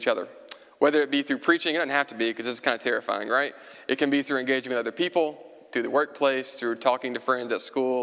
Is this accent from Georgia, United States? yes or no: no; Alcoa, Tennessee, United States; now in Lexington, United States; I hail from Alcoa, Tennessee, which is where Randall Cobb graduated high school. So we have Kentucky roots